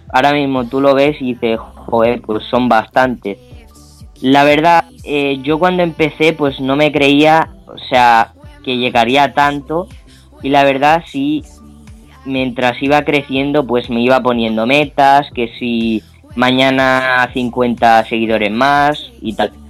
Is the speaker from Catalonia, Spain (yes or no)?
no; Palma, Balearic Islands, Spain; yo soy de Palma de Mallorca